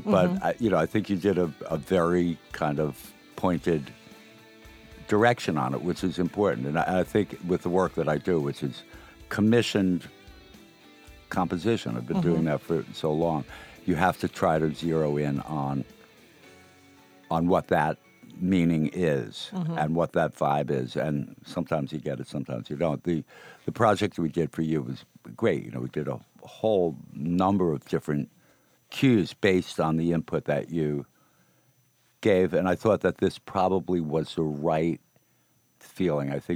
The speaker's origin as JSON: {"language": "English", "area": "Rockland County", "region": "New York", "country": "United States", "tie": "born or raised there", "also_born_or_lived": "Brooklyn, New York City", "said": "we hail from Rockland County. You know, born in New York City, born in Brooklyn. And then ended up in the suburbs"}